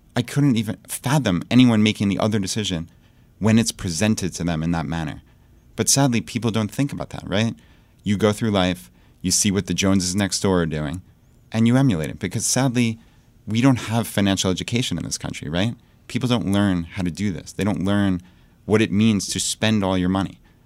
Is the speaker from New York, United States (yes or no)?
yes; Long Island, New York, United States; moved away as an adult; now in Richmond, Virginia, United States; So we moved from Long Island, New York, where we lived our entire lives, and we moved to Richmond, Virginia